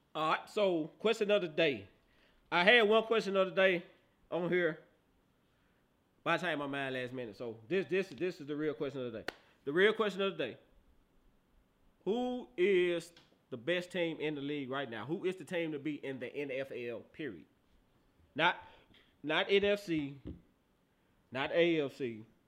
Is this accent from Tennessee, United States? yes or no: yes; Memphis, Tennessee, United States; I'm from Memphis